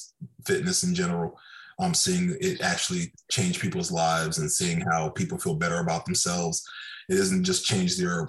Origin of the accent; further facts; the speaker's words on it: Okinawa, Japan; moved away; I grew up in Okinawa, Japan.